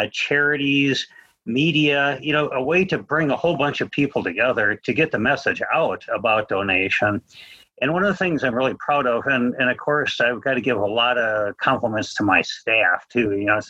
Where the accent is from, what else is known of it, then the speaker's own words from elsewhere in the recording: Minneapolis, Minnesota, United States; also born or lived in Utah; now in Weber County, Utah, United States; I'm originally from Minneapolis, Minnesota.